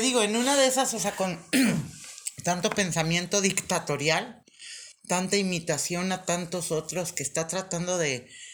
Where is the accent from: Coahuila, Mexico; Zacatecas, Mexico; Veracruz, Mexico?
Coahuila, Mexico; yo soy coahuilense